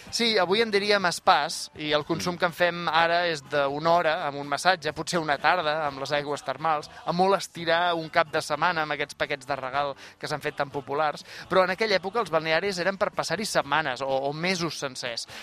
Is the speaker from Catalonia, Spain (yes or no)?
yes; Canet de Mar, Catalonia, Spain; El meu poble, Canet de Mar